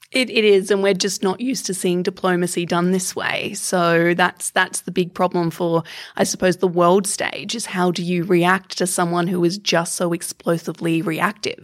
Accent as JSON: {"language": "English", "region": "Queensland", "country": "Australia", "tie": "born or raised there", "said": "I come from Queensland, which is the skin cancer capital of the world, because there is a giant ozone hole above where I grew up."}